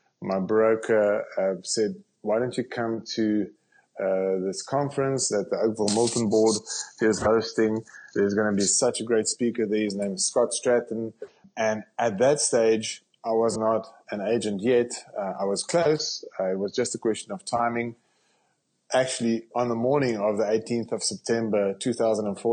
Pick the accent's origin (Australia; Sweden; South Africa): South Africa; accent: South African; moved away as an adult; now in Canada; I'm a South African